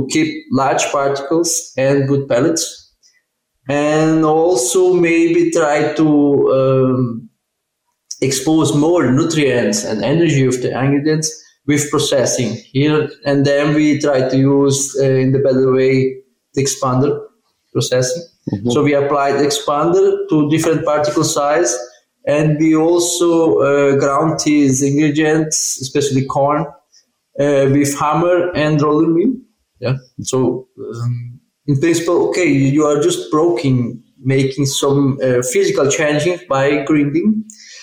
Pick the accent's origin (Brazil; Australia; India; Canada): Brazil; South Brazil; moved away as an adult; now in Auburn, United States; I'm Brazilian and from South Brazil